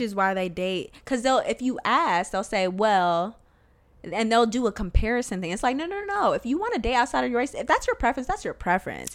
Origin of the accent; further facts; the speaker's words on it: the South, United States; moved away; also born or lived in the North (US) / Rhode Island; I grew up in the South